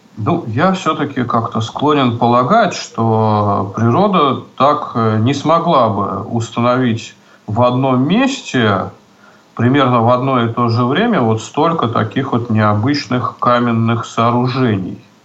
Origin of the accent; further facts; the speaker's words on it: Saint Petersburg, Russia; в родном городе, ну, в нашем случае это в Петербурге